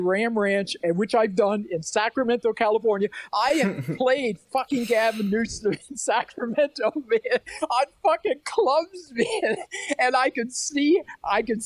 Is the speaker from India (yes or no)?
no; Prince Edward Island, Canada; I'm just from the East Coast of Canada, Prince Edward Island